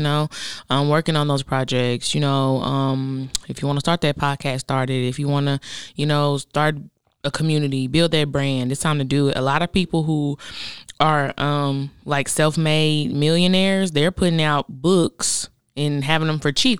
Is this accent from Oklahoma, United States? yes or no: yes; Oklahoma, United States; moved away; we grew up in Oklahoma together, then she moved to Dallas, I moved here